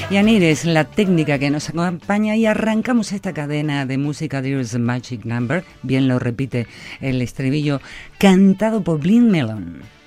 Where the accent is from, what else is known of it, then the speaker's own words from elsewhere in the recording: Argentina; moved away; hoy en Argentina, mi país natal, mi, mi, donde está mi tierra, mis amigos, mis afectos